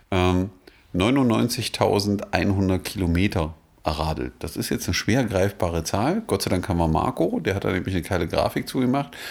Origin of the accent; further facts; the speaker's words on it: Magdeburg, Saxony-Anhalt, Germany; Ich sage das jetzt als Magdeburger, auch wenn man mich jetzt vielleicht auf der Straße steinigt.